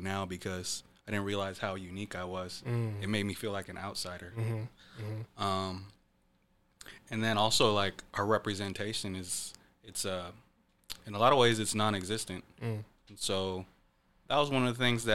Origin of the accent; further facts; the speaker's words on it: Renton, Washington, United States; also born or lived in east side (Seattle area); I grew up in Renton